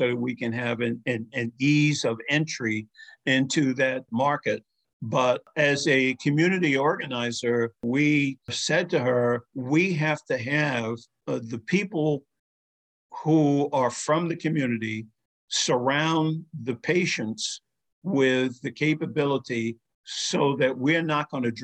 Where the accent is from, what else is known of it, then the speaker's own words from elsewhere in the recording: New York City, New York, United States; the community in which I grew up in Spanish Harlem